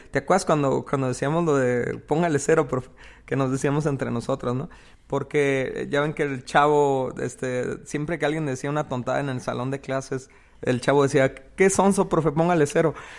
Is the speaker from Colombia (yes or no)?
no; Mexico; en una cultura como la de nosotros, como la mexicana o la, latinoamericana